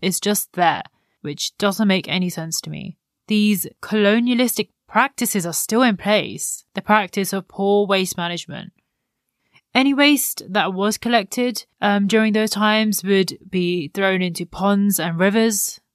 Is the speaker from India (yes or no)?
yes; India; an Indian myself that has grown up with the understanding of the importance of minimal waste